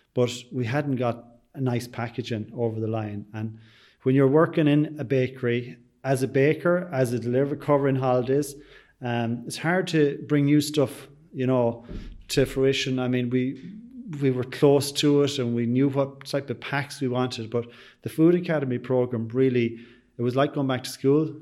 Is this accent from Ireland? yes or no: yes; Sligo, Connacht, Ireland; they know I'm from Sligo